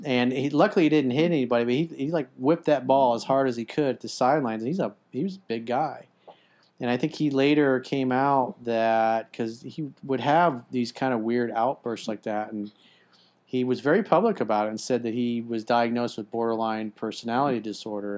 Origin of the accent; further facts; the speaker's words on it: United States; as an American